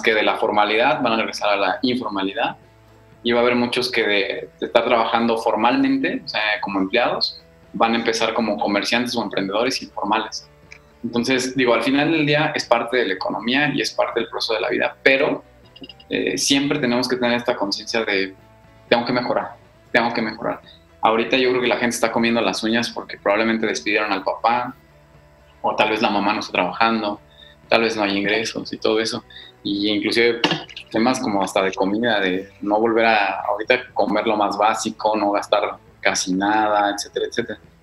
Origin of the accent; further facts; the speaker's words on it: Mexico; somos los mexicanos